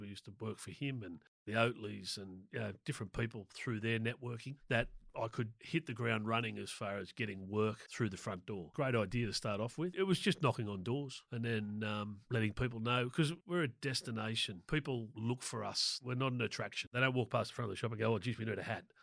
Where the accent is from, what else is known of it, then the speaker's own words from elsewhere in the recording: Sydney, New South Wales, Australia; also born or lived in Proserpine, Queensland; I grew up in Willoughby on the North Shore of Sydney there.